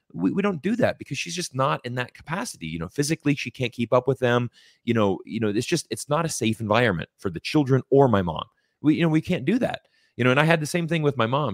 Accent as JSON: {"language": "English", "country": "United States", "tie": "born or raised there", "said": "I live in the United States, uh, you know, it's where I was born, it's where my parents and my family are"}